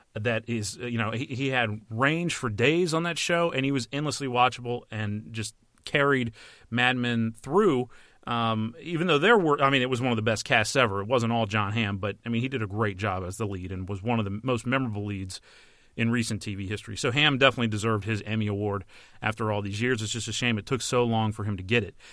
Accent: United States; as an American

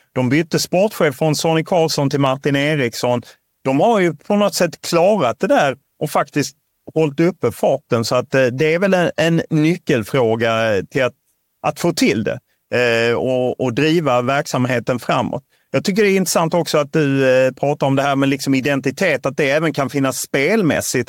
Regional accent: Lund, Skåne, Sweden; jag är uppvuxen i Lund

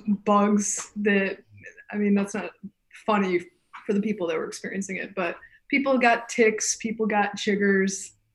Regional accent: Grand Rapids, Michigan, United States; I grew up in Grand Rapids, Michigan, but as I mentioned before, spent pretty much all my summers on the shores of Lake Michigan in this Oceana County area.

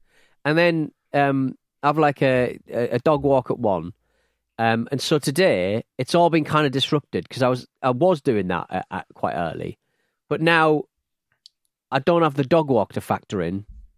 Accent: England, United Kingdom; I'm English

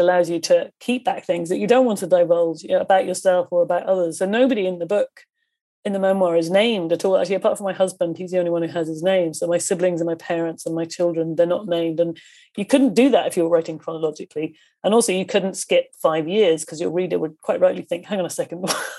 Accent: Coleraine, Northern Ireland, United Kingdom; born there; I didn't want to start with, you know, I was born in Coleraine and then, you know, that didn't interest me at all.

